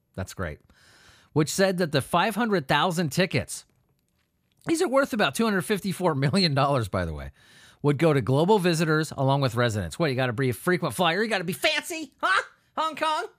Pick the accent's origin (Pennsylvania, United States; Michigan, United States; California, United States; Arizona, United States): California, United States; Southern; moved away; I grew up in Southern California